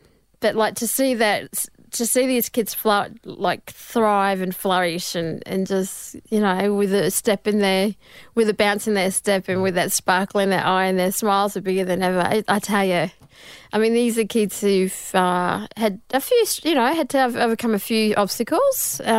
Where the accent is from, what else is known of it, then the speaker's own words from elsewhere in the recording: Mackay, Queensland, Australia; Yes, I'm from Mackay, Central Queensland.